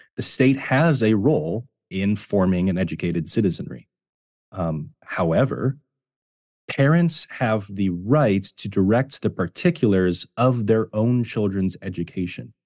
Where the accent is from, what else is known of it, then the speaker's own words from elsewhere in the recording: Ohio, United States; I, I was myself homeschooled in, growing up in Ohio